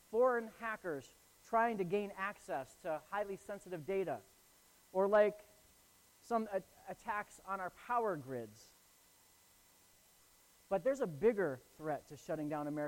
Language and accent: English; Northeast Ohio, United States; now in Falmouth, United States; I grew up in Northeast Ohio, where we get feet and feet of snow, just tons of snow